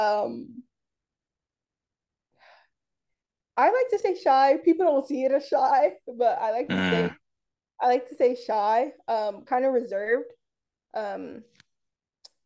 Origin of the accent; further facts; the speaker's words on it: Los Angeles, California, United States; also born or lived in San Diego; I grew up in South Central Los Angeles, California, and it shaped everything about me